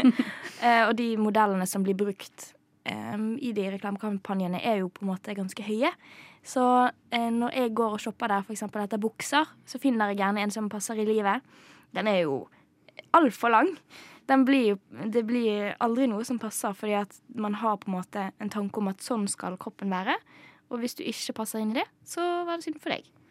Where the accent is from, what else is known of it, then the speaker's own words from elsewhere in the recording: Bergen, Vestland, Norway; Jeg vokste opp i Bergen.